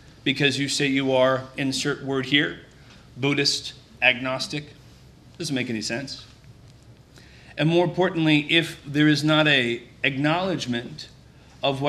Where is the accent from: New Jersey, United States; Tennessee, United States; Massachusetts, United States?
Massachusetts, United States; Needham; I'm from Needham, Massachusetts